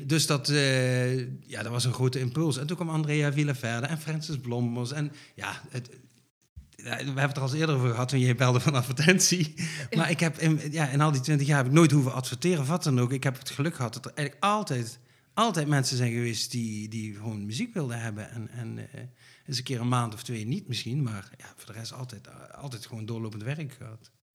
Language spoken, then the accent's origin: Dutch; Limburg, Netherlands; moved away as an adult; now in North Brabant, Netherlands; Van Limburg, Ja, echt een Limburger. Ik woon al, eh, hoe lang? 16 jaar in Brabant, maar ik blijf Limburger